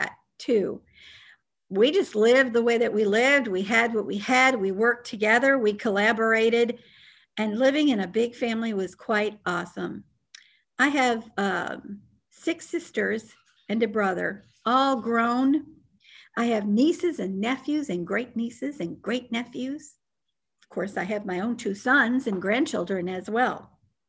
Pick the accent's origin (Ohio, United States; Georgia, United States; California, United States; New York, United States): New York, United States; Buffalo; moved away as an adult; now in Houston, United States; I was brought up in Buffalo, New York, but brought the family to Houston, Texas